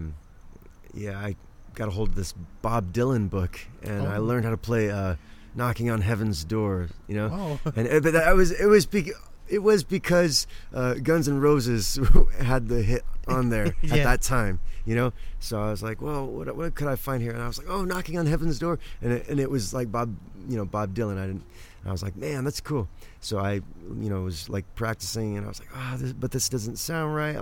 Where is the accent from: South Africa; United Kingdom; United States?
United Kingdom; England; moved away; at the time I grew up in England